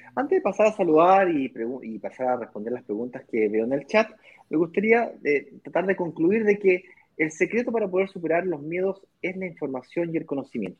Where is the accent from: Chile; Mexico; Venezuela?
Chile; moved away; yo soy chileno